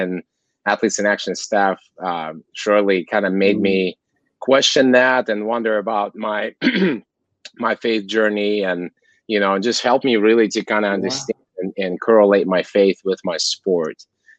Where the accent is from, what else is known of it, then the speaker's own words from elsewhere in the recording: Kazakhstan; English is a second language; moved away as an adult; also born or lived in Arizona / Washington State / California; now in Los Angeles, United States; I originally was born and raised in Central Asia, Kazakhstan, where I grew up and played sports my whole life. And after moving out of my hometown, which is just it's a border of Mongolia and China, my small hometown, I left when I was 15 years old